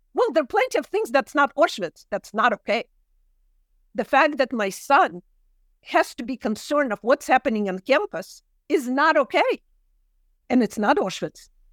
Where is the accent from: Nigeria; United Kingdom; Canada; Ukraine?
Ukraine; Kyiv; English is a second language; moved away; I grew up in Kyiv and the language of love is Russian for me